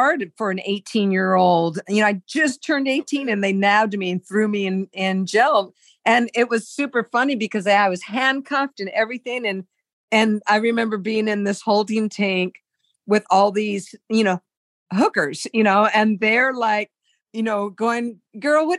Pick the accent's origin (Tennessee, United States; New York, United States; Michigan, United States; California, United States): California, United States; San Diego; I was from San Diego